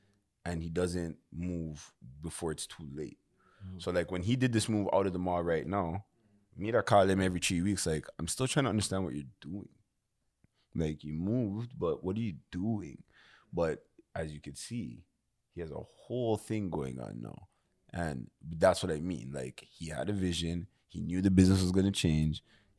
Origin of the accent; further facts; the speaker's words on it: Scarborough, Ontario, Canada; I'm the Canadian guy from Scarborough.